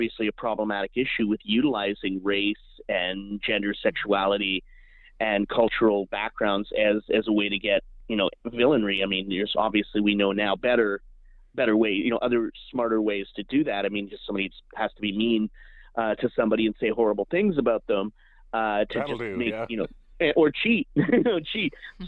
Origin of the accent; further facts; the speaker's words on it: Alberta, Canada; I grew up in Alberta on a steady diet of Stampede Wrestling.